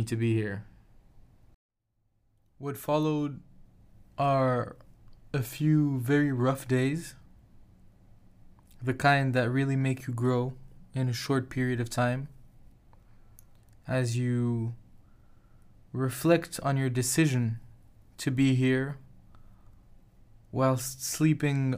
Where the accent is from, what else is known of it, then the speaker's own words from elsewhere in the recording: Casablanca, Casablanca-Settat, Morocco; moved away; my hometown of Casablanca and family